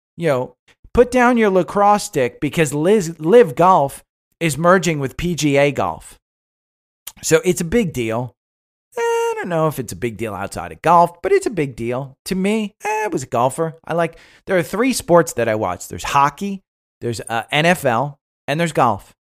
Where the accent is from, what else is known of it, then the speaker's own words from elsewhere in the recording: Northeast, United States; moved away; I grew up in the Northeast, so we, you know, we don't have college football up there.